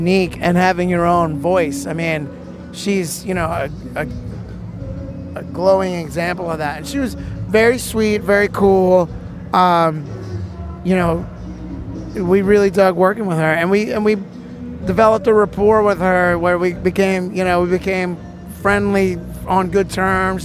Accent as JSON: {"language": "English", "town": "New Orleans", "region": "Louisiana", "country": "United States", "said": "I'm from New Orleans."}